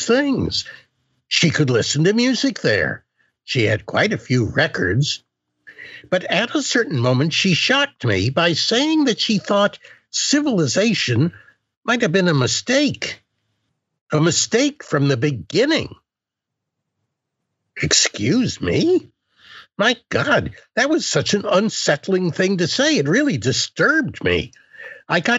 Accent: United States; I grew up in a bourgeois way, as an American middle class, or if you want to be mean about it, upper middle class person

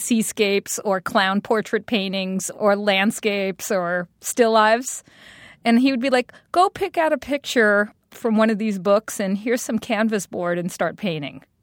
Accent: New York City, New York, United States; moved away; also born or lived in Brooklyn; I'm this girl from Staten Island

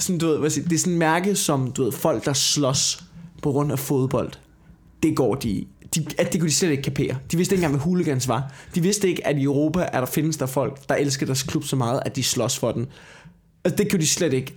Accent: Denmark; jeg har opvokset på landet

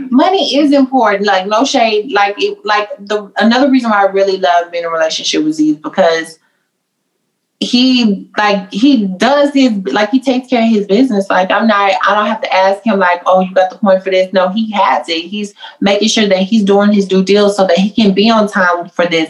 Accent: the South, United States; I'm from the South, so I'm very traditional

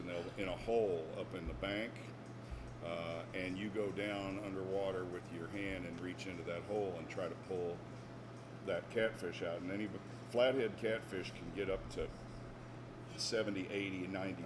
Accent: Hannibal, Missouri, United States; moved away; I grew up in Hannibal, Missouri.

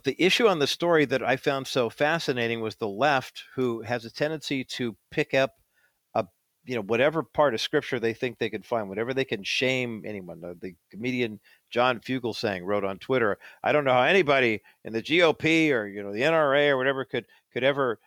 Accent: East Whittier, California, United States; also born or lived in Orange County, California; I grew up in East Whittier, and then we moved to Orange County

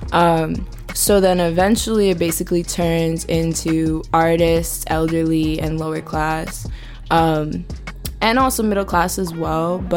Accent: New York City, New York, United States; Uh, I am from Hell's Kitchen

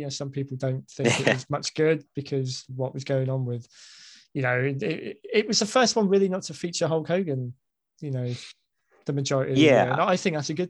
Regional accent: United Kingdom; as a Brit

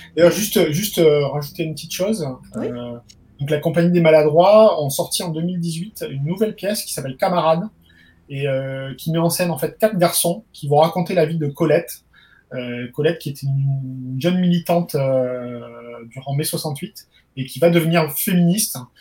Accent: Perpignan, Occitania, France; d'où je viens, parce que je suis originaire de Perpignan

